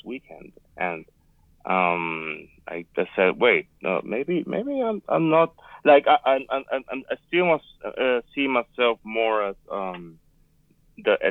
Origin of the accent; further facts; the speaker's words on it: Puerto Rico; also born or lived in Northern Nevada; now in Nevada, United States; I am from Puerto Rico. I am right now living in Northern Nevada.